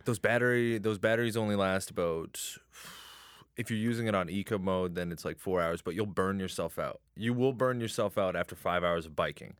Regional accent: Chatham, Ontario, Canada; also born or lived in Windsor; I'm originally from Chatham

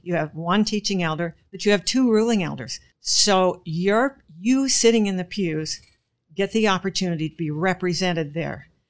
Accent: Gig Harbor, Washington, United States; I'm from Gig Harbor, Washington, which is virtually nowhere compared to the rest of E P C world

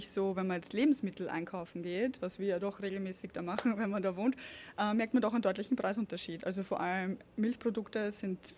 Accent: Austria; now in Germany; Ich komme ursprünglich aus Österreich, wohne aber gemeinsam mit meinem Mann in Bayern und ja, ein paar Monate jedes Jahr auch hier in El Salvador.

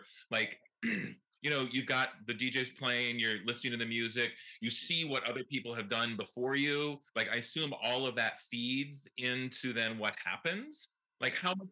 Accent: Canton, Michigan, United States; now in Milwaukee, United States; I did grow up outside of Detroit, in the suburbs, in Canton

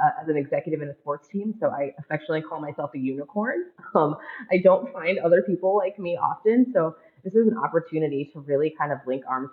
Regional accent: Ann Arbor, Michigan, United States; now in Minnesota, United States; I was the communications contact for women's basketball at the University of Michigan many, many years ago in my hometown

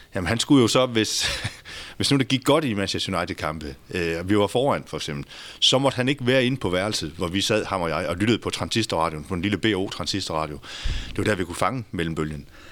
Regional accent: Denmark

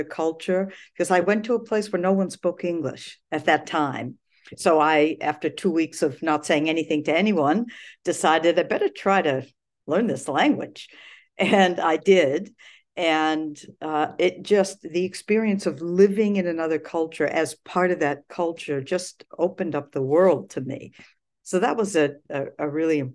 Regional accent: Lewiston, Maine, United States; I grew up in Lewiston

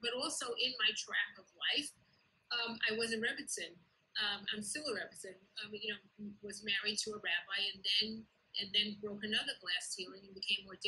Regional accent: New York City, New York, United States; I was raised in Kew Garden Hills, in Orthodox communion, Kew Garden Hills.

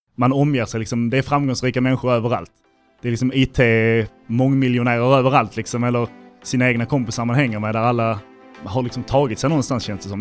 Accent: Helsingborg, Skåne, Sweden; moved away as an adult; Jag kommer från Helsingborg från början, så liksom LTH var det naturliga valet

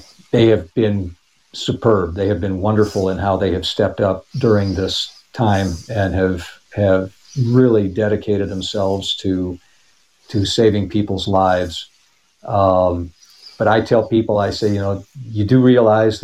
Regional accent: Brook Park, Ohio, United States; also born or lived in Lakewood, Ohio; I grew up in Brook Park, which makes me a West Sider

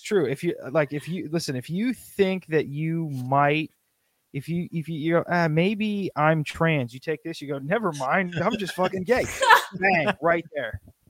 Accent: Midwest, United States; I'm from Midwest

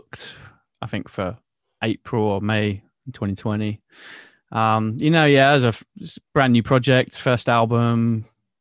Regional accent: Bournemouth, South West England, United Kingdom; in my hometown in Bournemouth

